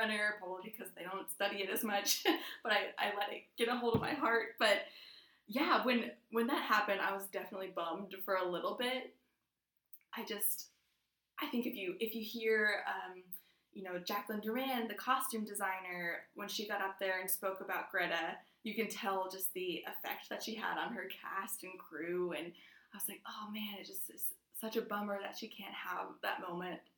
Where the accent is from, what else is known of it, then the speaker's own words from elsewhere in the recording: Dayton, Ohio, United States; I'm from Dayton